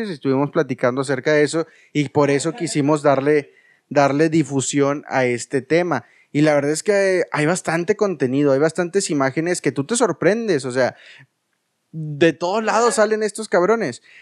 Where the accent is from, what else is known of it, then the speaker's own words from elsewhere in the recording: Saltillo, Coahuila, Mexico; Eh, eres de Saltillo porque yo soy de Saltillo.